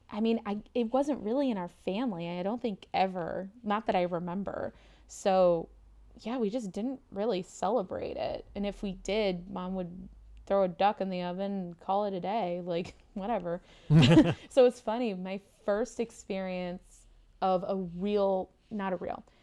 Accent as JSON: {"language": "English", "country": "United States", "said": "I yeah, I'm an American. I did not grow up really with Thanksgiving, um, and even in my family, when we would go back and visit family in the States"}